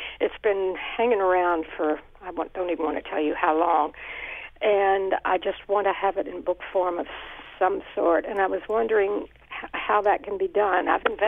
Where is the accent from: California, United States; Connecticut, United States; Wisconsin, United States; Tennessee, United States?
Connecticut, United States; Bethlehem; Oh, all right. I'm from Bethlehem, and I kind of had the same story that your guest does.